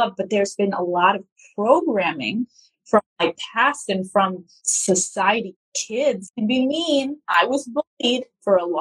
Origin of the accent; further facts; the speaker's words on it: United States; moved away as an adult; now in Lebanon; I was born in America, and until I graduated from public school